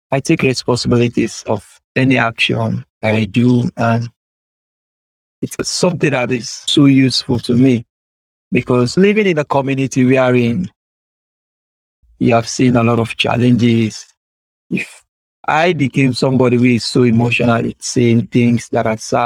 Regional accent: Sierra Leone; first language Temne; English is a second language; I lived in my country for over 18 to 20 years

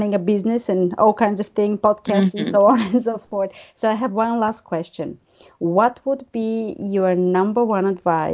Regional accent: Bulgaria; moved away; I grew up in Bulgaria.

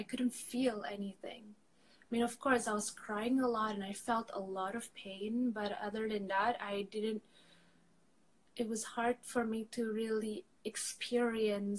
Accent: Jakarta, Indonesia; also born or lived in Angola / Madrid, Spain; now in Barcelona, Spain; I'm originally from Jakarta

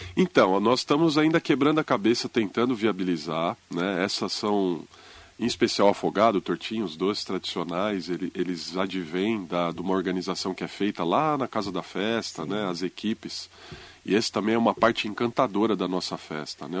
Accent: São Paulo, Brazil; moved away as an adult; also born or lived in Penha, São Paulo; now in Mogi das Cruzes, Brazil; Nós somos da Zona Leste de São Paulo

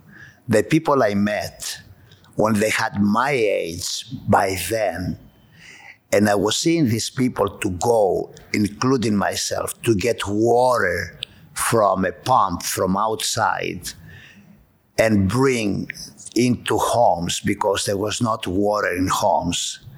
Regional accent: Montreal, Quebec, Canada; when I came from Montreal, I always loved public.

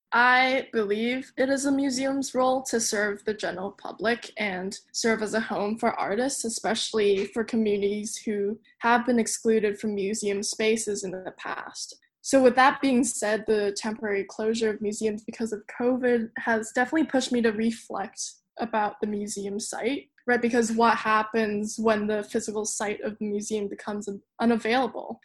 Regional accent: Hong Kong; moved away as an adult; also born or lived in Claremont, United States; Hong Kong, which is my hometown

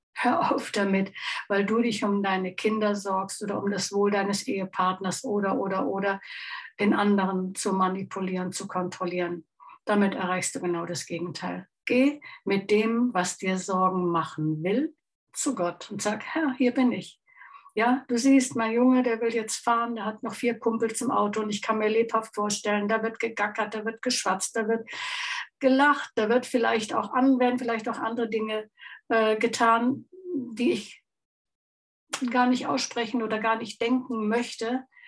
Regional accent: Chiemsee, Bavaria, Germany; aus meiner Heimat ist und auch von meinem lieben Mann fotografiert. vor dem wunderschönen Chiemsee

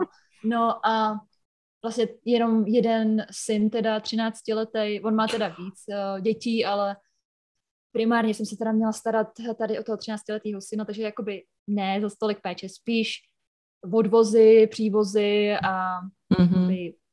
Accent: near Hořice, Hradec Králové Region, Czechia; moved away as an adult; now in United States; přijela jsem z, z kraje Hra, Královéhradeckého. Mm-hmm. Uh, bydlím mhm. u Hořic, Hořice pod Krkonoší, tak v takové vesnice kousek

